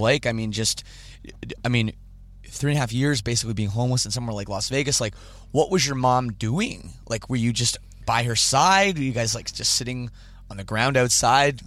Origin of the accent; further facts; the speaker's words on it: Canada; I'm Canadian